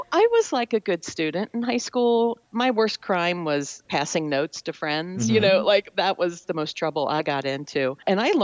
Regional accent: Cincinnati, Ohio, United States; I grew up in Cincinnati

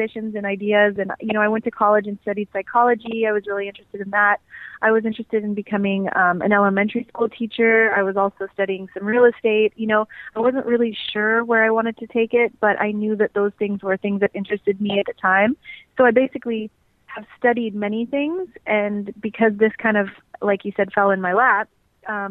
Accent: California, United States; I'm originally from California

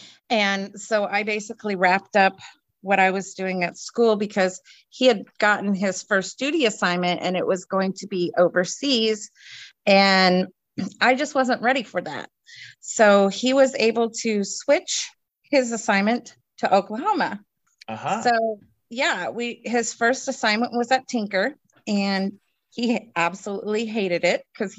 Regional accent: Newmarket, East of England, United Kingdom; born there; And I was actually born at the Newmarket Hospital because I was born over in England as well.

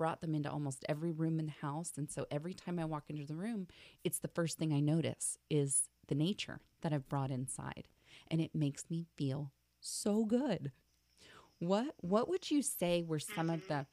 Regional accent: Florida, United States; also born or lived in Hawaii; now in Phoenix, United States; I grew up in Florida

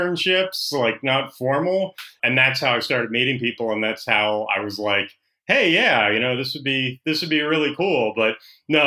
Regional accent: New Jersey, United States; moved away as an adult; also born or lived in Philadelphia, Pennsylvania / Hollywood, California; I was born in Philadelphia, raised in South Jersey

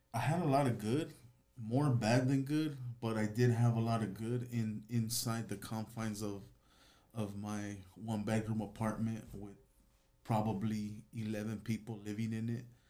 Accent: Los Angeles, California, United States; I grew up in Van Nuys, California

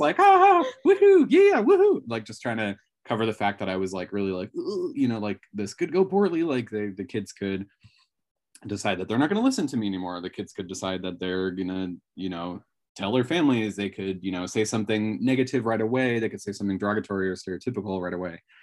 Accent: Northern California, United States; now in Washington, United States; I come from Northern California, so I think it was fairly gay friendly even, you know, at the time, um, that I was in school

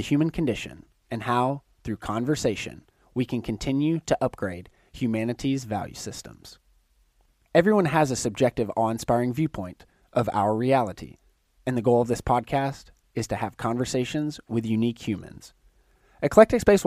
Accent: Chattanooga, Tennessee, United States; I'm being from Chattanooga, Tennessee, not that far from Atlanta

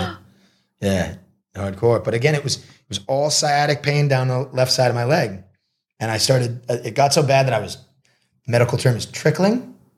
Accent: Marblehead, Massachusetts, United States; moved away as an adult; also born or lived in Boston, Massachusetts / Los Angeles, California; now in Thailand; I grew up in Marblehead, Massachusetts

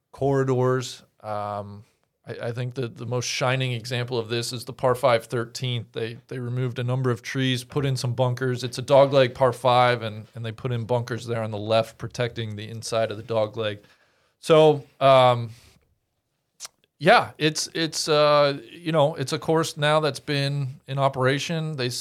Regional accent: Mariemont, Ohio, United States; Maybe 10 minutes from where I grew up in Marymount.

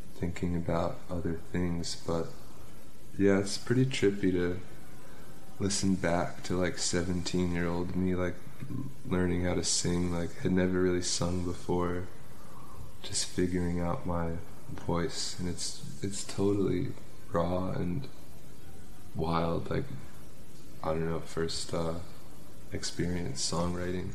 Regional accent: Pleasantville, New York, United States; i grew up in pleasantville which is part of westchester which is like 40 minutes north on the train

